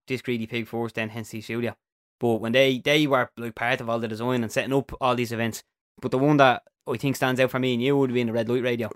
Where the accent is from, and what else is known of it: Dublin, Leinster, Ireland